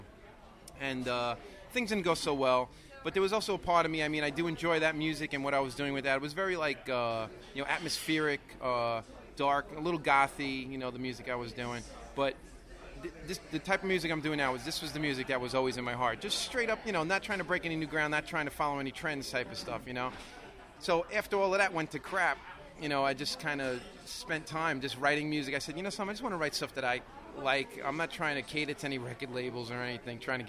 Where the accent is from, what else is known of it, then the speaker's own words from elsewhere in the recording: New York City, New York, United States; Born and raised, I've lived in Brooklyn my entire life